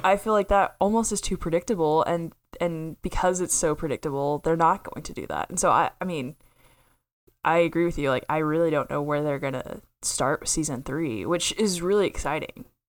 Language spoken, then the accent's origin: English; Oklahoma, United States; it looks like my hometown